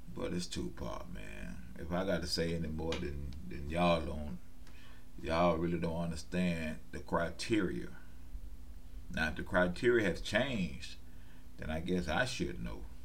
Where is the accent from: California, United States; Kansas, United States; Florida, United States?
Florida, United States; West Palm Beach; I was born and raised in West Palm Beach